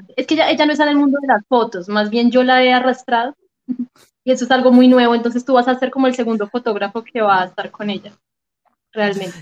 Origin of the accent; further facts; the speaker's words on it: Manizales, Caldas, Colombia; accent: paisa; now in Bogotá, Colombia; Manizales, obviamente es mi ciudad natal